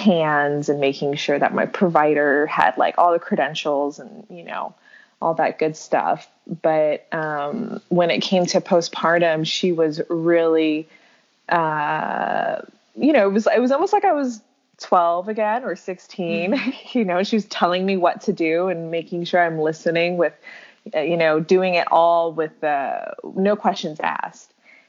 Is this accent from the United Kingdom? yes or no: no; Saudi Arabia; also born or lived in Singapore; Yeah, so I grew up overseas. My father was in the oil, or is in the oil industry. He's still working, same company. But we lived in Saudi Arabia. I was born there.